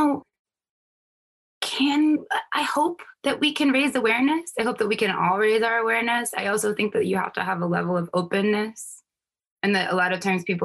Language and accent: English; North Carolina, United States; also born or lived in New York; now in New York City, United States; I was born in New York, raised in North Carolina